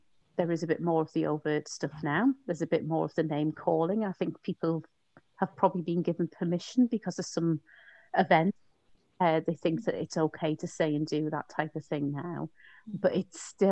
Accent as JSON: {"language": "English", "town": "Newcastle upon Tyne", "region": "North East England", "country": "United Kingdom", "tie": "born or raised there", "also_born_or_lived": "Leicester", "said": "when I was growing up in Newcastle"}